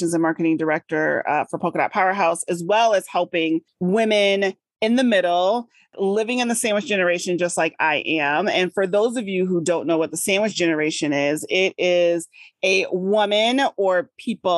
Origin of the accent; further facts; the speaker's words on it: Midwest, United States; also born or lived in Massachusetts; I'm here in the Midwest